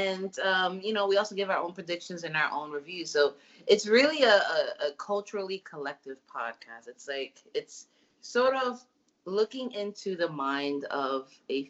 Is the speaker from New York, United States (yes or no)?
yes; New York, United States; our New York roots